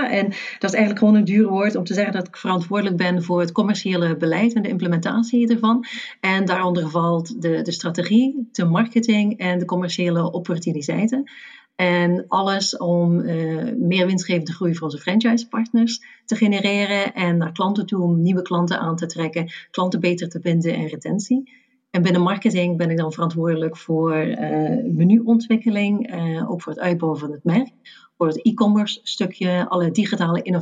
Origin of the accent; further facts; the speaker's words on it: Flanders, Belgium; moved away; En ik ben Vlaming van de origine, maar ik heb al langer buiten België gewoond dan in België.